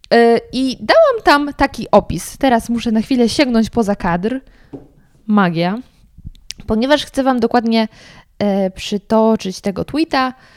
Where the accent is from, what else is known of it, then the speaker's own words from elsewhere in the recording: Sudetes, Lower Silesian Voivodeship, Poland; ja pochodzę z tamtych stron